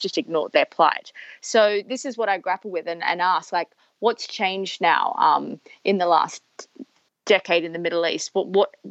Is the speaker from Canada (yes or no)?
no; Perth, Western Australia, Australia; I was a teenager growing up in Perth